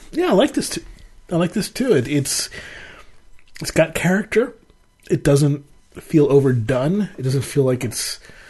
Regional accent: Maryland, United States; I grew up in Maryland where they fluoride their water.

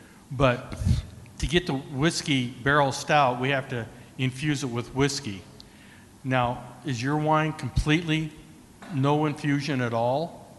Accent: Washington, United States; where I come from Washington State

